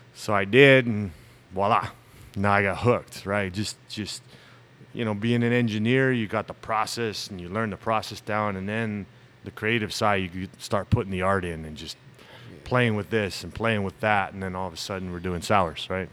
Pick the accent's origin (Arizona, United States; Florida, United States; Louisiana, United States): Arizona, United States; Tucson; born and raised in Tucson. I'm one of the few natives.